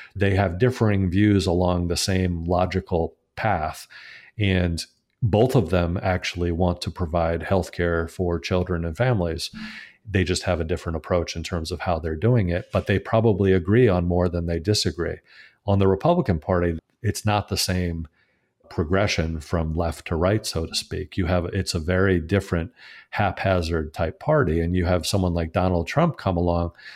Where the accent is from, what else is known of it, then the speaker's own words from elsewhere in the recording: Connecticut, United States; return to my home state of Connecticut